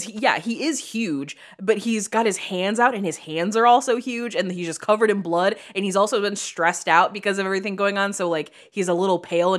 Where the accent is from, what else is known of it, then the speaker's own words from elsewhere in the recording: Chicago, Illinois, United States; Full disclosure, I say Cassandra because I'm from Chicago, and I know that that's not right.